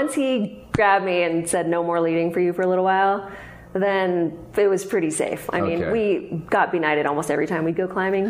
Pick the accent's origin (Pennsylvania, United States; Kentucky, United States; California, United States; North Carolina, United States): California, United States; Sacramento; I grew up in Sacramento.